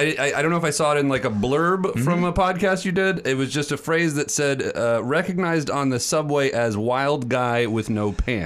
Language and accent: English; Lakeland, Florida, United States; now in New York City, United States; I grew up in Florida.